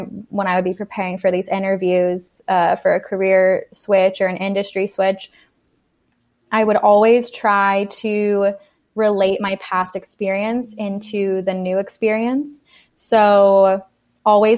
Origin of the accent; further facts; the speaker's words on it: Monterey, California, United States; now in San Francisco, United States; I am from Monterey, California, which is about 3 hours south of here